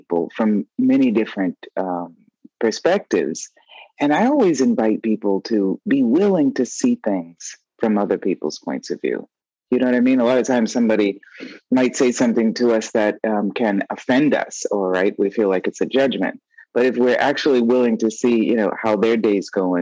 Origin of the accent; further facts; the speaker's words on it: Boston, Massachusetts, United States; moved away as an adult; also born or lived in New York; now in Italy; I was born and raised in Boston, Roxbury, Massachusetts